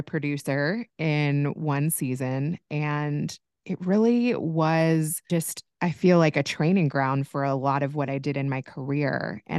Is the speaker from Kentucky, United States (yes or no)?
yes; Louisville, Kentucky, United States; moved away; also born or lived in Indiana; I grew up in Louisville, and I went to school in Indiana. I went to Purdue.